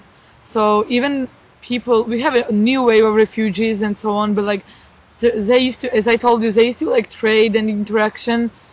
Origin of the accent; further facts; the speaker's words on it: Gori, Shida Kartli, Georgia; moved away as an adult; now in Wrocław, Poland; Gori, my hometown